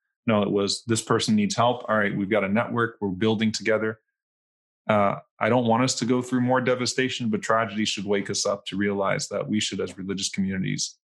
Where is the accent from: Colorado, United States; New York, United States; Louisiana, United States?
Louisiana, United States; New Orleans; now in Dallas, United States; I'm from New Orleans